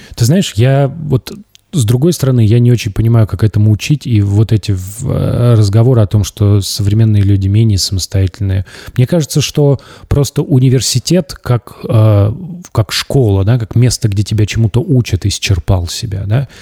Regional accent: Tambov, Tambov Oblast, Russia; moved away as an adult; Я уехал из Тамбова, я жил в общаге

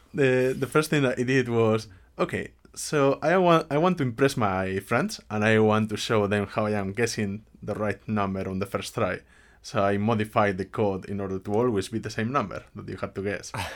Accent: Spain; moved away as an adult; now in Finland; I come from Spain. I have been living in Finland for almost six years already.

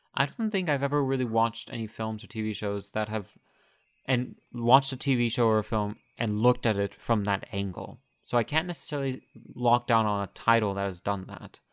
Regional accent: United States; growing up in the United States

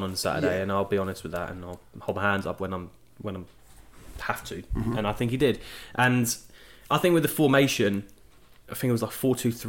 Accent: Stoke-on-Trent, West Midlands, United Kingdom; maybe even the way I'm from Stoke

